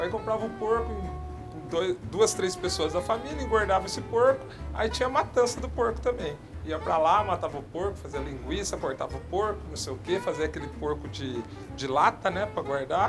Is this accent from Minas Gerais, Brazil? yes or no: no; São José do Rio Pardo, São Paulo, Brazil; moved away; essa vivência que eu tenho de São José do Rio Pardo, uhum. na cidade onde eu nasci